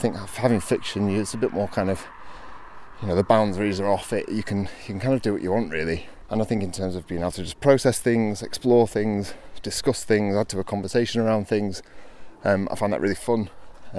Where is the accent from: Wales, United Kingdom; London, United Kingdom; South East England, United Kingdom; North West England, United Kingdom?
North West England, United Kingdom; Hyde; also born or lived in Mottram; now in Glossop, United Kingdom; grew up in Hyde, well, Mottram and Hyde, as a kid. So, I've kind of been around here most of my life